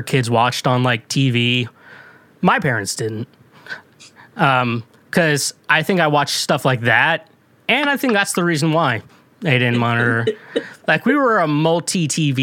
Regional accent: Missouri, United States; moved away; I'm from Missouri

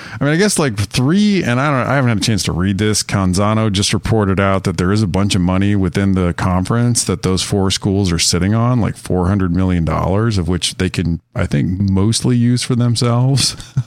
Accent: Wyoming, United States; And I grew up in Wyoming

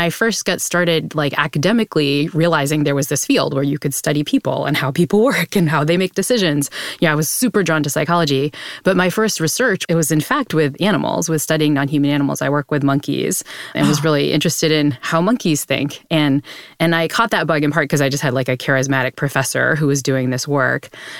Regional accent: New Bedford, Massachusetts, United States; I grew up in New Bedford, Massachusetts, which, if you remember, your Moby Dick was the town that Moby Dick was set in. So it was a huge Massachusetts city for whaling.

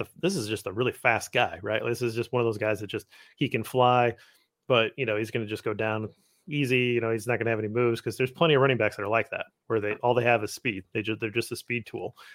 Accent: Midwest, United States; I'm a Midwesterner

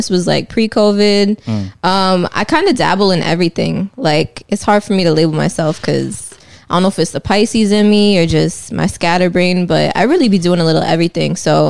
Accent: Binghamton, New York, United States; moved away as an adult; now in Atlanta, United States; I am kind of new to Atlanta still, so shout out to that. I'm originally from New York, upstate, and then I spent, like, a tiny time in the city.

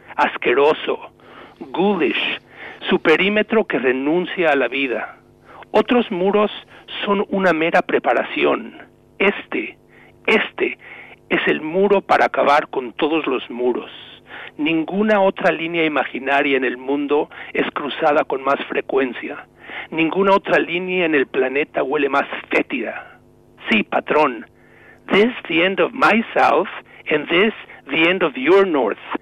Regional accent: Mexico; moved away as an adult; now in New England, United States

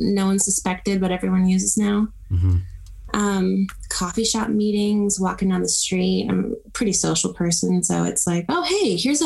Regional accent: Texas, United States; I'm from Texas.

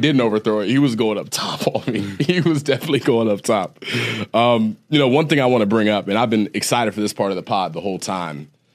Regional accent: Ohio, United States; moved away as an adult; I was an Ohio kid. I'm from Ohio

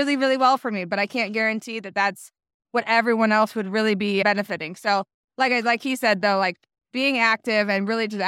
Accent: Buffalo, New York, United States; now in Fort Washington, United States; I'm from Buffalo, New York, but we live here in the Maryland area now.

